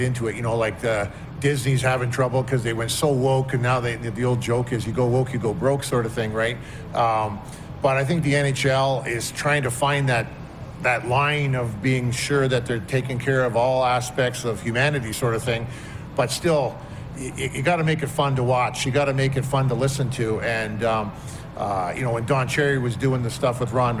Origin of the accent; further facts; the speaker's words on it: Newmarket, Ontario, Canada; growing up in New Market, where when I first got to New Market, it was like 11,000 people